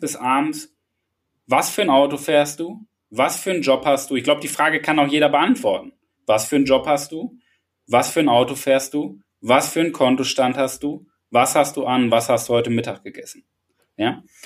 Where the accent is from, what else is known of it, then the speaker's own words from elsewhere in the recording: Paderborn, North Rhine-Westphalia, Germany; ich komme ja aus Paderborn